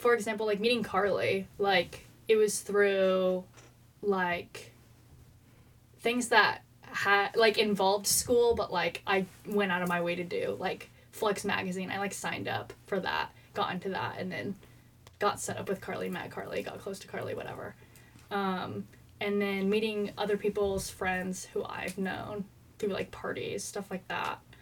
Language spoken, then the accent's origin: English; Eugene, Oregon, United States; I'm from Eugene